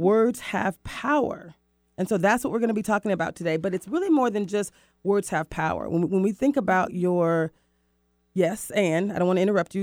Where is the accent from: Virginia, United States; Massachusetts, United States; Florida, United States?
Florida, United States; now in Seattle, United States; Cocoa Beach, Florida my hometown, I'm in, I'm from Florida